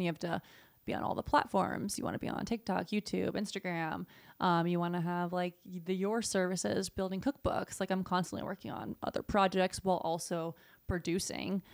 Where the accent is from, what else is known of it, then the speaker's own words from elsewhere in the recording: Southeast, United States; moved away as an adult; now in California, United States; I grew up in the Southeast